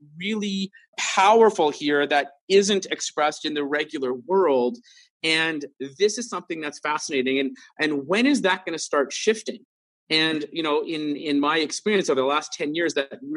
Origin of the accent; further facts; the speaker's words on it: Vancouver, British Columbia, Canada; growing up in Vancouver, I worked in nightclubs a lot